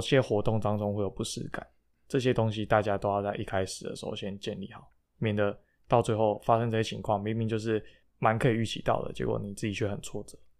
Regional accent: Taiwan; moved away; 我是台湾人

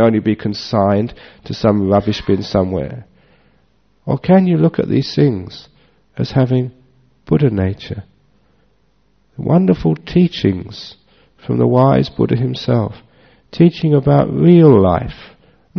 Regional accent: Northeast Thailand, Thailand; It just wasn't there in the villages of northeast Thailand.

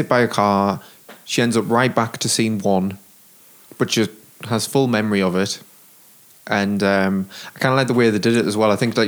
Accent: United Kingdom; I'm British

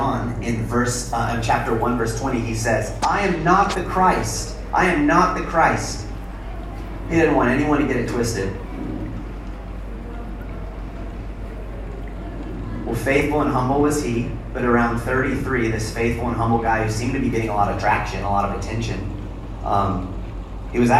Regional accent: Arizona, United States; moved away; I'm from Arizona. I hail from the wilderness

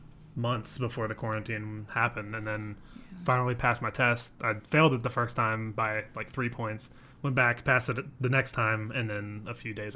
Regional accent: Virginia, United States; now in Austin, United States; I'm 26, not from Texas. I'm from Virginia. I have a lot of family from Texas, though, which is what brought me here.

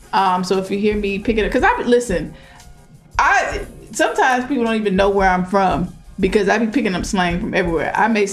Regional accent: the South, United States; You know, people make fun of how we talk, particularly if we're like from the South and stuff like that too.

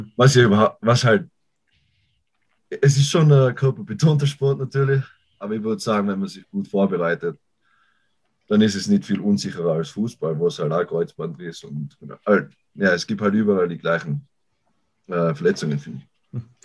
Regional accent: Innsbruck, Tyrol, Austria; moved away as an adult; now in United States; Ich komme aus Tirol, Raum Innsbruck

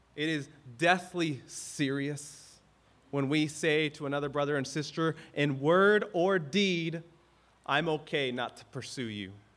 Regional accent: the South, United States; now in Hawaii, United States; I grew up in the South

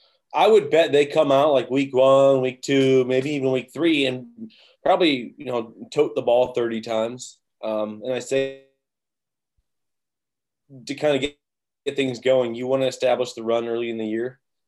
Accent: Indiana, United States; I grew up a Colts fan. I'm from Indiana. I live in Indiana right now.

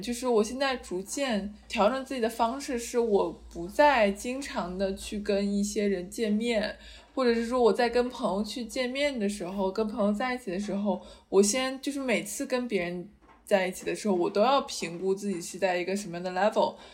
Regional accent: China; moved away; 我们是出生在一个东亚的社会嘛

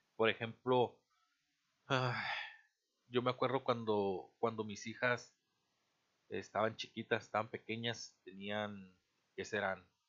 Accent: Mexico; somos un mexicano más en este país

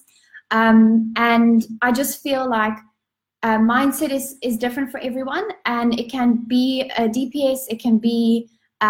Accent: Cape Town, Western Cape, South Africa; I'm from Cape Town, South Africa

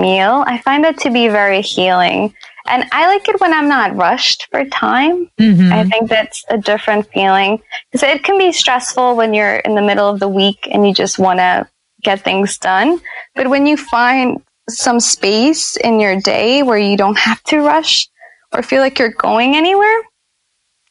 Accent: New Orleans, Louisiana, United States; I grew up in New Orleans

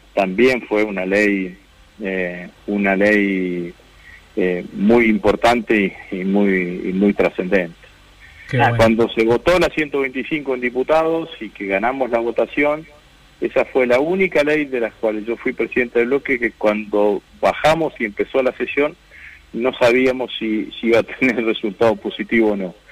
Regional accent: Vera, Santa Fe, Argentina; mi pueblo, en Vera

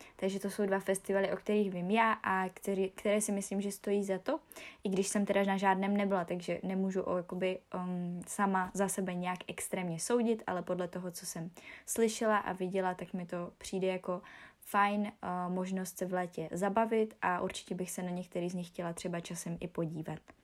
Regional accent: Ostrava, Moravian-Silesian Region, Czechia; u nás v Ostravě

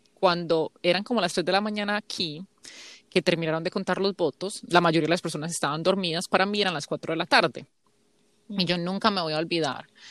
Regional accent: Colombia; now in United States; tengo doble ciudadanía colombiana y americana

